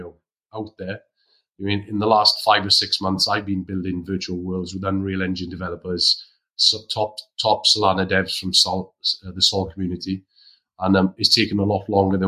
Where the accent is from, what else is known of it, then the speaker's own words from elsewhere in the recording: Wales, United Kingdom; as a Welshman